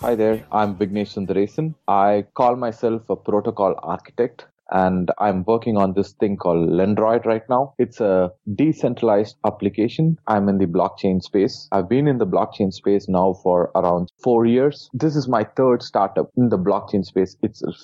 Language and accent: English; India; I was born in India